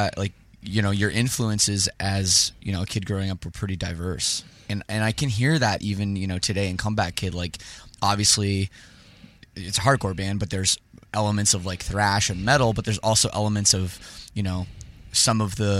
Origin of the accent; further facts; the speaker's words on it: Winnipeg, Manitoba, Canada; Like, I'm just thinking about growing up in Winnipeg.